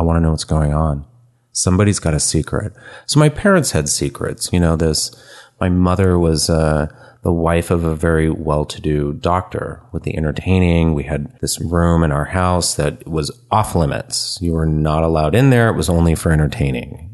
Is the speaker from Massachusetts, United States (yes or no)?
no; San Francisco, California, United States; moved away as an adult; also born or lived in Memphis / Albuquerque; born and raised in San Francisco